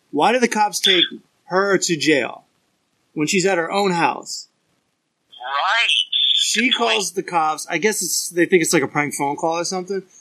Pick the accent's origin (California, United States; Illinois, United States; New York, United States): California, United States; now in East Coast, United States; I'm from California. I haven't been there since March